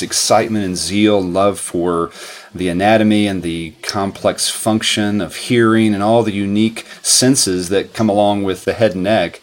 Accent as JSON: {"language": "English", "region": "West Virginia", "country": "United States", "tie": "born or raised there", "said": "I grew up in West Virginia"}